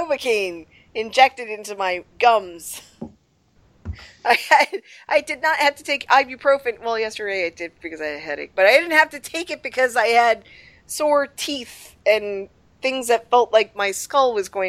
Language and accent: English; Rhode Island, United States; I'm from Rhode Island